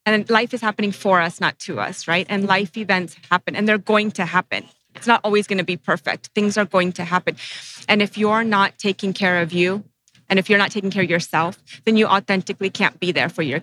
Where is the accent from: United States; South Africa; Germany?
United States; I'm first generation Sri Lankan American